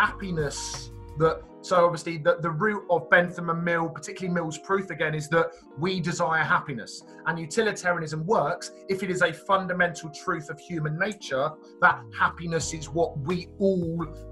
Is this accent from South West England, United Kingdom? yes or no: no; Reading, South East England, United Kingdom; I was born and bred in Reading